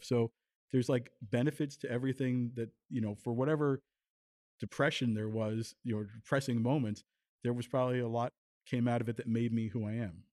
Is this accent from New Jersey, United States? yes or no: yes; Tenafly, New Jersey, United States; also born or lived in New York City; I was born in New York City, grew up I guess that for a year or so in the village where my parents were, but then they moved to Tenafly, New Jersey